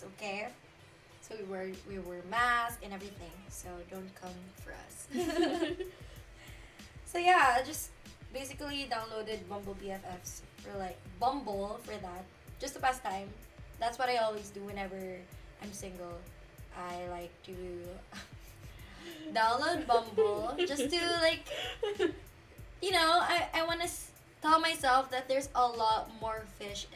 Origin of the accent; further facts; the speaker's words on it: Philippines; moved away; we're both Filipino.